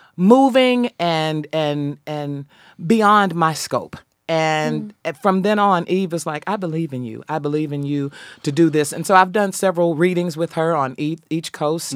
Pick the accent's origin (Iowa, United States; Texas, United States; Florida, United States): Texas, United States; Dallas; I grew up in Dallas